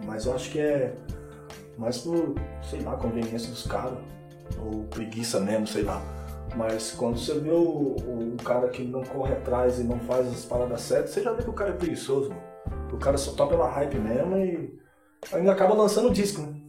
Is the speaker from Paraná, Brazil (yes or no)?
no; Rio de Janeiro, Brazil; eu sou do Rio de Janeiro.